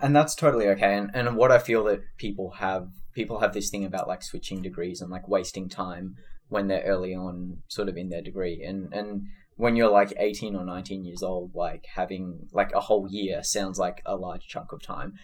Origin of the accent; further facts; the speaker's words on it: Sydney, New South Wales, Australia; moved away as an adult; also born or lived in California; now in San Francisco, United States; I was born and raised in Sydney